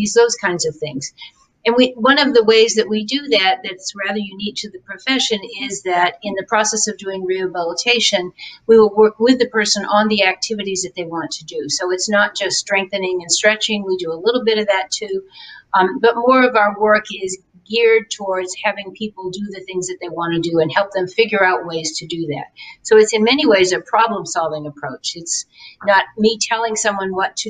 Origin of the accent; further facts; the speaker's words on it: Massachusetts, United States; also born or lived in Virginia; now in Alabama, United States; I'm a Yankee. I'm from Massachusetts